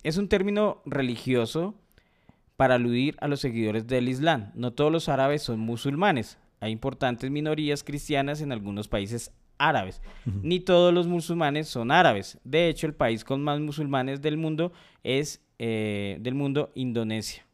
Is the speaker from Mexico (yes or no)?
no; Colombia; nosotros como colombianos pertenecemos a la CONMEBOL